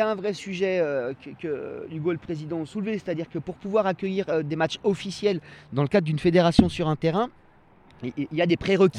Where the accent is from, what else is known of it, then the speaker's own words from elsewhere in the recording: Annecy, Auvergne-Rhône-Alpes, France; also born or lived in Cran-Gevrier; je suis un enfant de cette ville-là. C'est-à-dire que je suis né à Annecy historique. Ça fait des années que j'habite à Cran